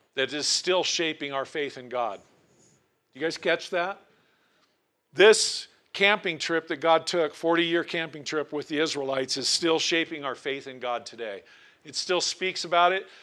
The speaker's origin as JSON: {"language": "English", "town": "Portland", "region": "Oregon", "country": "United States", "tie": "born or raised there", "also_born_or_lived": "Tillamook, Oregon", "moved": "yes", "lives_now": "Cody, United States", "said": "I was born in Portland, Oregon, but we lived on the coast at the time in Tillamook, Oregon."}